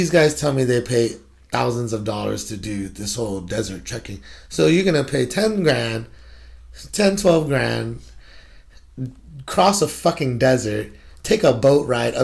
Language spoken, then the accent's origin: English; Guam; also born or lived in California; now in Washington, United States; I grew up on Guam. I actually grew up in California. I went home to grow up most of my life on Guam. Guam is my home.